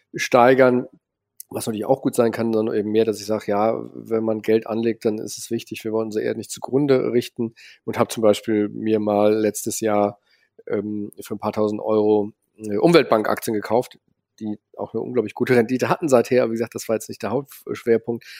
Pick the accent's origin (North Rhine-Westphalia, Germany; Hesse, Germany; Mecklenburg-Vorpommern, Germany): North Rhine-Westphalia, Germany; Cologne; bin in Köln aufgewachsen